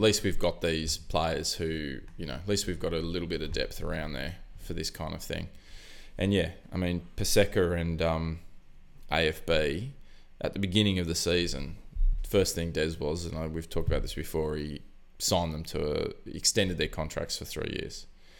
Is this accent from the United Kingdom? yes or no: no; Australia; I'm Australian.